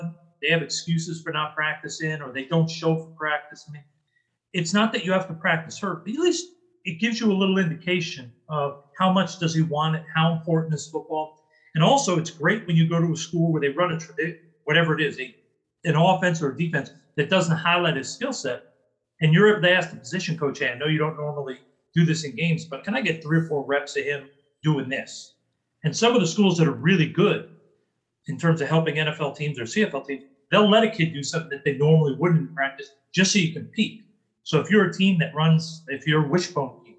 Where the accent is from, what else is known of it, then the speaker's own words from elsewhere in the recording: New York, United States; I'm a kid from New York